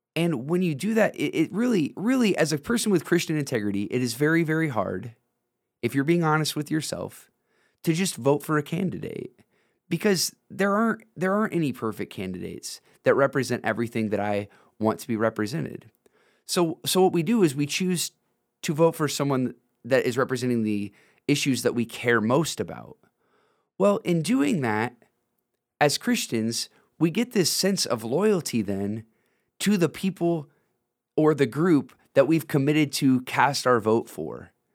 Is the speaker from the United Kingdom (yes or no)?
no; Northwest Ohio, United States; I grew up in Northwest Ohio